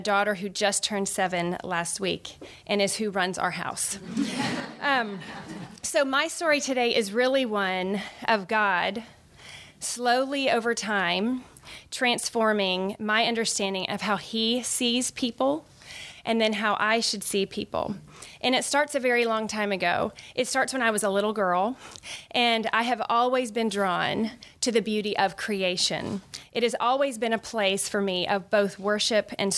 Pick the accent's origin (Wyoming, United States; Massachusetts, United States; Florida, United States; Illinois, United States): Florida, United States; Orlando; moved away as an adult; also born or lived in Birmingham, Alabama / New Jersey; I grew up in Orlando, Florida.